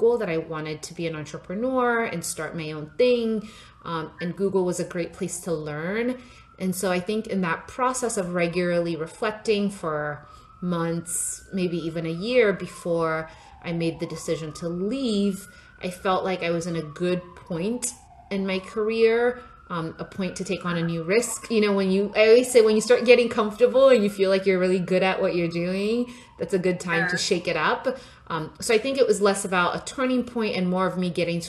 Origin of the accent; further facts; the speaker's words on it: Nigeria; I was born in Nigeria and grew up there